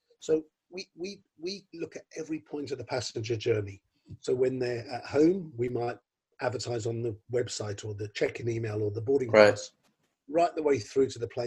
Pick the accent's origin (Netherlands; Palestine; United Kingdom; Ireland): United Kingdom; London; I'm from London